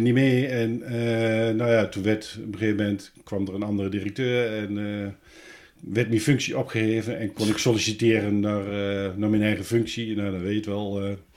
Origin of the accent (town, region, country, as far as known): Hengelo, Overijssel, Netherlands; born or raised there; also born or lived in Arnhem